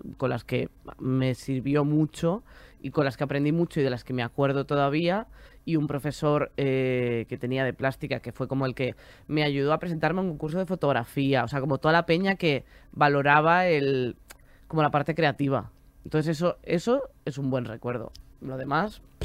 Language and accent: Spanish; Galicia, Spain; moved away as an adult; now in Madrid, Spain; Yo me quería venir a vivir a Madrid, que además yo soy de Galicia.